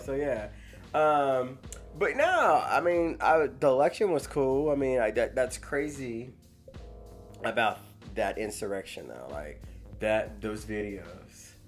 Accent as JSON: {"language": "English", "region": "Missouri", "country": "United States", "tie": "born or raised there", "said": "I grew up in Missouri"}